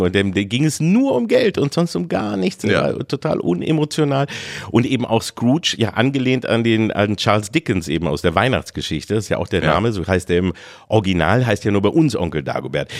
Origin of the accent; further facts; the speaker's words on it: Engelbostel, Lower Saxony, Germany; zu dem kleinen äh, Krämerladen, den es da bei uns in Engelbostel nur gab